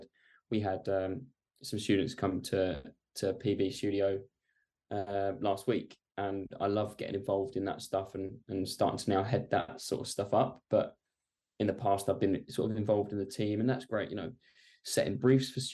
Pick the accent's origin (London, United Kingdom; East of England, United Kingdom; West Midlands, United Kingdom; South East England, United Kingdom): East of England, United Kingdom; Essex; I'm from Essex.